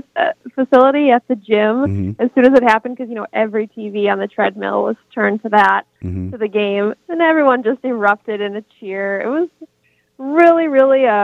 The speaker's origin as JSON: {"language": "English", "town": "Hayward", "region": "Wisconsin", "country": "United States", "tie": "born or raised there", "also_born_or_lived": "Twin Cities, Minnesota", "moved": "yes", "said": "I was born in the Twin Cities, but spent most of my years in Hayward, Wisconsin"}